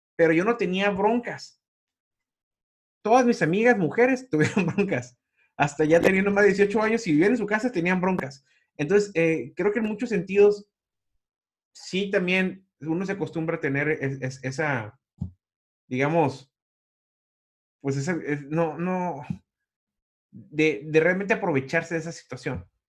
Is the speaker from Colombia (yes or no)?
no; Mexico; como mexicano